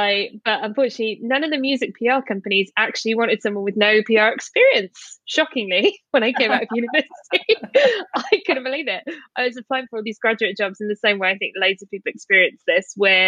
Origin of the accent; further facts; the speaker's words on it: Wales, United Kingdom; now in England; I'm not even English as well. For your American listeners, I'm a Welsh person exiled to England.